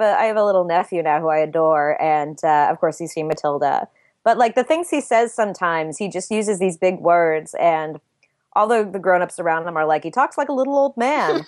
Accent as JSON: {"language": "English", "area": "LA area", "region": "Southern California", "country": "United States", "tie": "born or raised there", "moved": "yes", "said": "I grew up in Southern California, uh, in, in, uh, a small city in the L A area"}